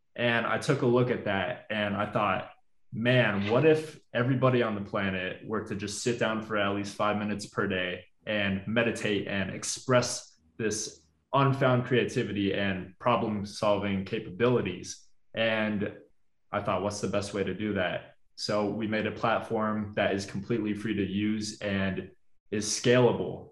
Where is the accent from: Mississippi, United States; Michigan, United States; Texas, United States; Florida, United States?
Florida, United States; Orlando; I grew up in Orlando, Florida. I uh, lived there for like 20 plus years.